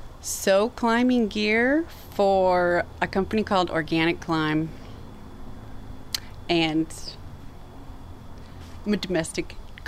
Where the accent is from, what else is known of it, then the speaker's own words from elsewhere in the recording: Minneapolis, Minnesota, United States; I'm from Minneapolis